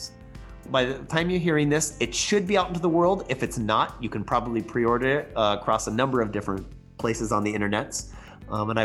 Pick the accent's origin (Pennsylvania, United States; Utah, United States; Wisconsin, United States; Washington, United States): Washington, United States; Bothell; I grew up in Bothell.